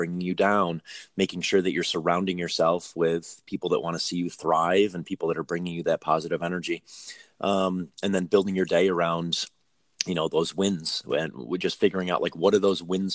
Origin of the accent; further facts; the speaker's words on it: Northeast, United States; moved away; I come from the Northeast where there's a big perception around like working and not working.